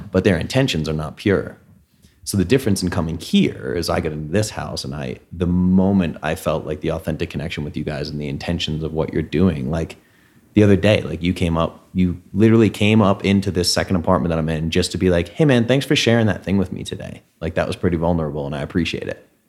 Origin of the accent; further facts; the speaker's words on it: New England, United States; moved away; Dad and I grew up in New England